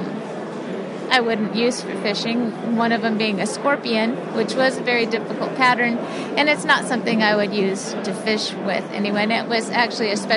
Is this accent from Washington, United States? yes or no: yes; Aberdeen, Washington, United States; I was born and raised in Aberdeen along the mighty Wishkaw River